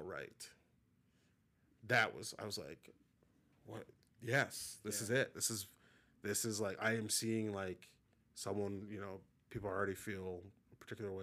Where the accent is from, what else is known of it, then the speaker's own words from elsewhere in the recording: Minnesota, United States; also born or lived in Atlanta, Georgia; I was born in Atlanta, but literally born and then moved to Minnesota, like, very quickly